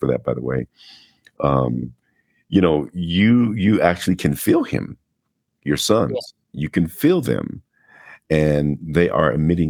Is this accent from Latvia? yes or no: no; Denver, Colorado, United States; I was born here in Denver, Colorado, and raised in Denver